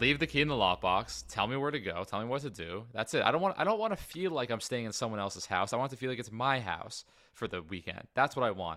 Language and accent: English; United States; I'm American